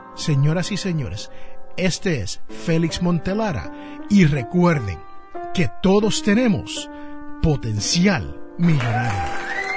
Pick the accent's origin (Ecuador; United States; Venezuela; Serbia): United States; Jersey City, New Jersey; como dicen allá en mi barrio donde yo me crié en Jersey City, New Jersey